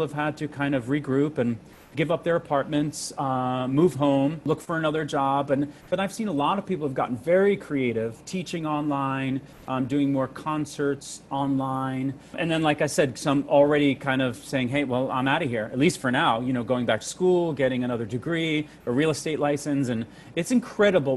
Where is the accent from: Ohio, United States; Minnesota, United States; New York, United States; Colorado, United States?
New York, United States; Long Island; also born or lived in Queens, New York; grew up being born in Queens, growing up on Long Island.